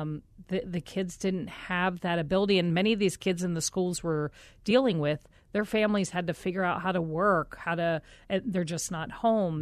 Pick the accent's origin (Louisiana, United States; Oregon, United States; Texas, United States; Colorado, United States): Colorado, United States; moved away; also born or lived in Philadelphia, Pennsylvania / Omaha, Nebraska; I was born back in Philadelphia and our family moved us to Colorado